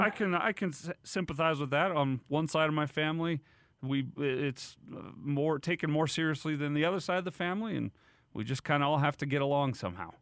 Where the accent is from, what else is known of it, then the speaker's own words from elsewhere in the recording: Davis County, Utah, United States; a bunch of people who I grew up with in Davis County